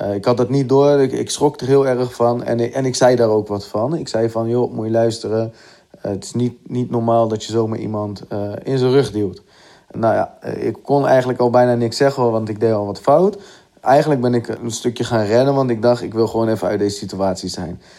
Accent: Gorinchem, South Holland, Netherlands; ik ben 30 jaar en ik kom uit Gorkum

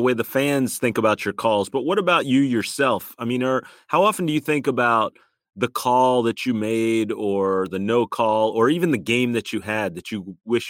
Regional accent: West Chester, Pennsylvania, United States; I'm from the Westchester area. We're all southeastern PA guys here.

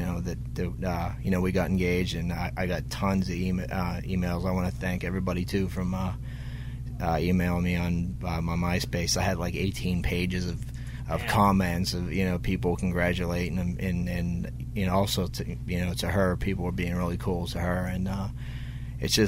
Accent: Pittsburgh, Pennsylvania, United States; Pittsburgh, my hometown

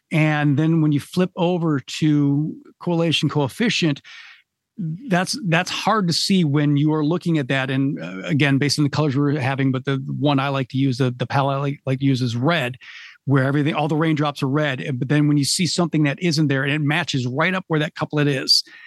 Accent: Michigan, United States; I'm from Michigan

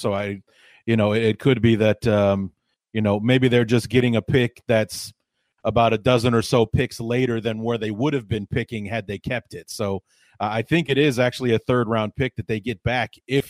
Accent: Evanston, Illinois, United States; the closest college team that I grew up next to, I grew up in Evanston, in a suburb of Chicago.

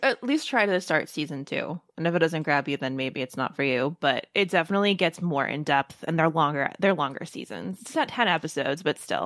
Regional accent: Baltimore, Maryland, United States; I'm from Baltimore

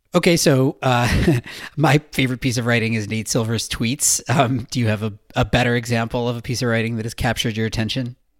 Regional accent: United States; also born or lived in Australia; my home country

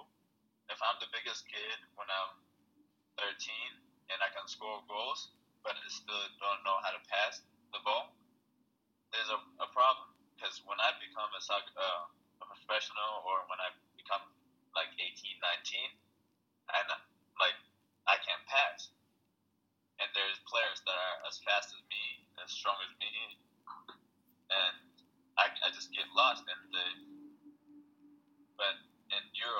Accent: Ethiopia; now in United States; I am Ethiopian, and I speak my language, and I do a lot of things that are like Ethiopian, you know. And I'm also American

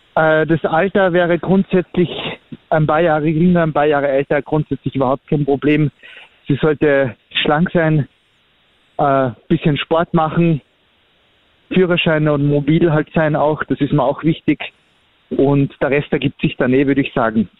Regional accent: Austria; ich bin halt ein Österreicher

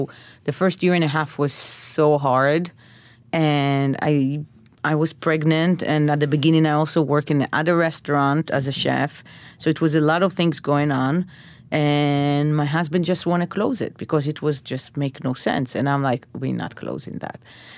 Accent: Bnei Brak, Central District, Israel; So, yes, but my neighborhood when I grew up was very mixed. Not a lot of religious people, actually.

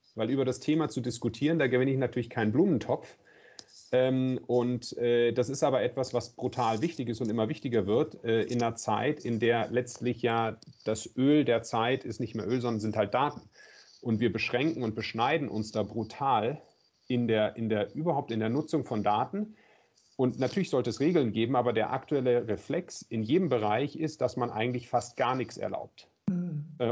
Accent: Southern Germany, Germany; Ich bin ja im Süden groß geworden. Äh, in der Nähe von den Bergen

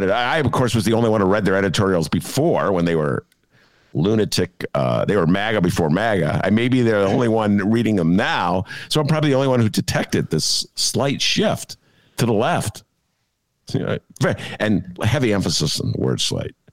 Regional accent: Alton, Illinois, United States; born or raised there

